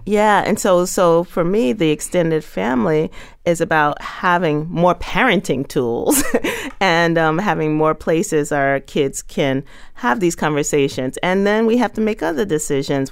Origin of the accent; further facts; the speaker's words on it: New York City, New York, United States; when I was a kid growing up in Bushwick